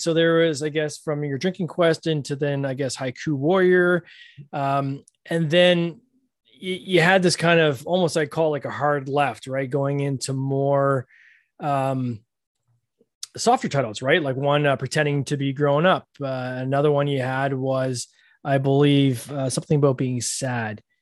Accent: Canada; We're both Canadian

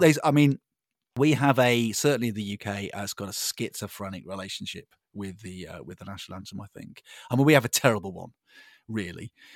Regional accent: United Kingdom; I'm a Brit

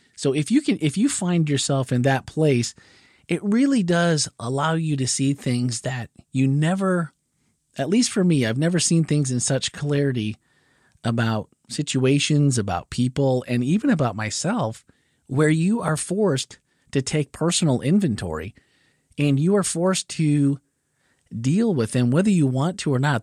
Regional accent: Midwest, United States; growing up in the Midwest

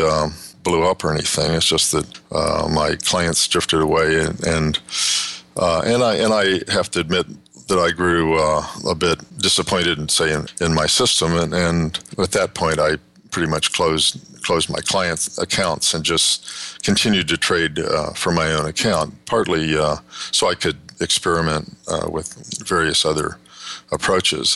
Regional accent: Kansas, United States; moved away as an adult; also born or lived in West Texas / Southern California / Northern California; I grew up in West Texas and Kansas, went to high school in Kansas

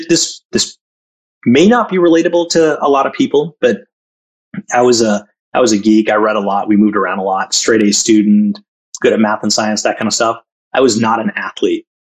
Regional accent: Chennai, Tamil Nadu, India; also born or lived in Jamshedpur / Calcutta; now in United States; So my family is South Indian, but I was born in the North in Jamshedpur, lived in Calcutta for a couple of years.

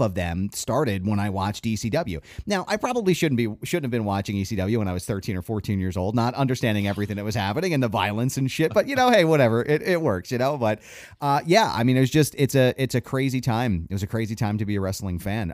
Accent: Philadelphia, Pennsylvania, United States; we're from the Philly area

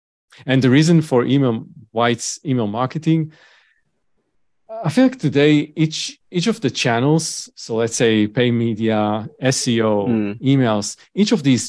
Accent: Tel Aviv, Tel Aviv District, Israel; moved away as an adult; Okay, so I grew up in Tel Aviv, Israel.

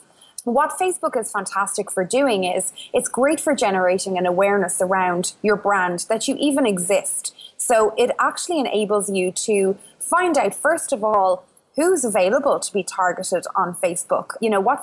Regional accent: Ireland; accent: Irish; obviously by the accent you probably worked out, I'm Irish. I live in the west of Ireland

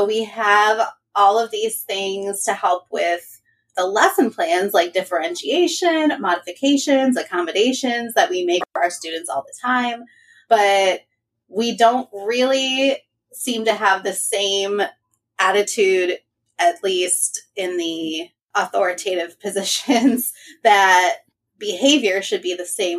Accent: Michigan, United States; I am from Michigan

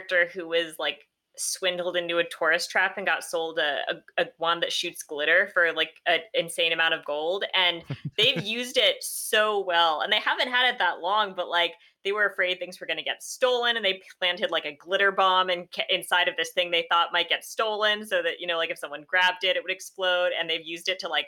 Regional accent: North Carolina, United States; now in California, United States; I'm in California and I'm from North Carolina

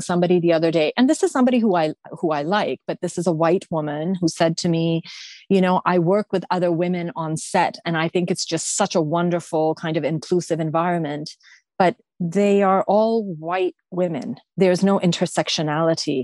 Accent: Canada; I may have the Pakistani, Afghan, Persian background, but I am a Canadian

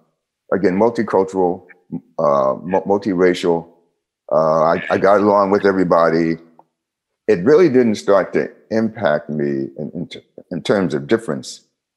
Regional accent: Harrisburg, Pennsylvania, United States; also born or lived in Philadelphia; And I was born in Philly. And right after that, we moved back to, my mom and I went back to Harrisburg.

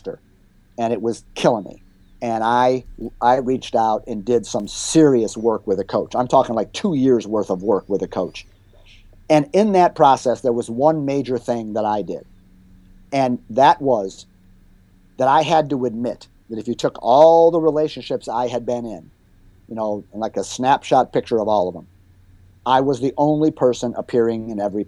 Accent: Chicago, Illinois, United States; moved away as an adult; also born or lived in Florida; my hometown of Chicago

